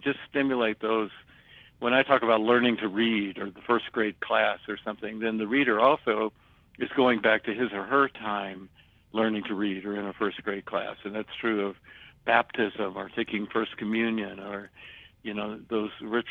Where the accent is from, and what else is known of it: the South, United States; born or raised there